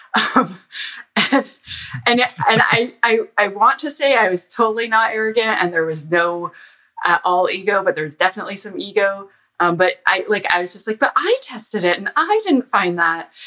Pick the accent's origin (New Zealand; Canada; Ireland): Canada; Ottawa, Ontario; I'm from Ottawa